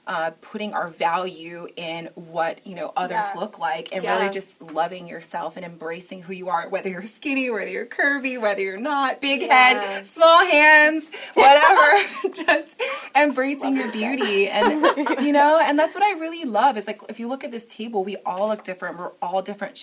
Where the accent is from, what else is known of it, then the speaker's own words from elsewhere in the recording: New York, United States; growing up in New York, and also, too, like, I'm half Puerto Rican